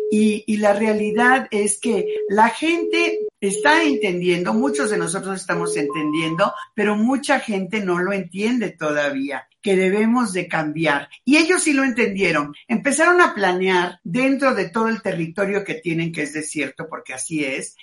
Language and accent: Spanish; Mexico; lo que somos los mexicanos